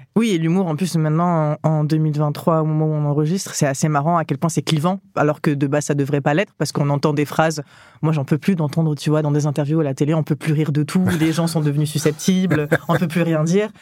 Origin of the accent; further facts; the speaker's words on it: south of France, France; moved away as an adult; also born or lived in Grenoble; je viens du sud de la France